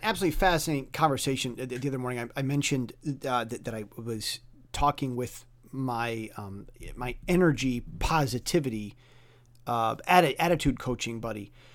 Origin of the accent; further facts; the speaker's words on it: United States; moved away as an adult; now in Taiwan; I'm, I'm an American.